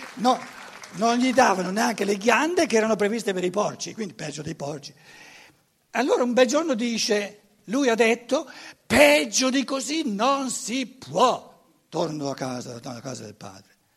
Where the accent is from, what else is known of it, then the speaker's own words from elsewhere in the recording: Germany; Italian is a second language; moved away; Io sono tedesco